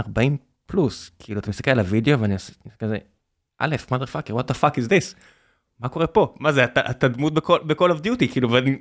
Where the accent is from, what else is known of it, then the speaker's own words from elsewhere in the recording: Beersheba, Southern District, Israel; now in Tel Aviv, Israel; כבאר שבעי